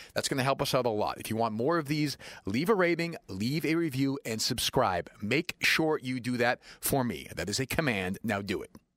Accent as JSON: {"language": "English", "town": "Winchester", "region": "Massachusetts", "country": "United States", "tie": "born or raised there", "said": "I grew up here, but I grew up in Winchester, which, as you might know, is ten or fifteen minutes from here"}